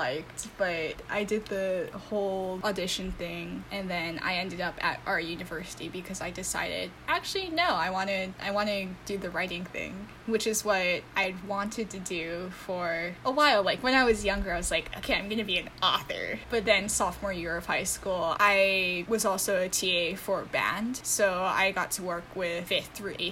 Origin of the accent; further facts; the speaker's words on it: Honolulu, Hawaii, United States; moved away as an adult; now in New York City, United States; I was born and raised in Honolulu, Hawaii, and I moved